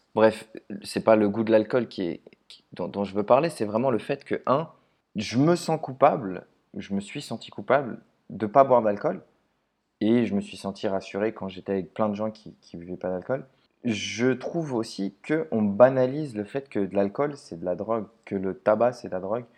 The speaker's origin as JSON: {"language": "French", "town": "Paris", "region": "Île-de-France", "country": "France", "said": "je suis de Paris"}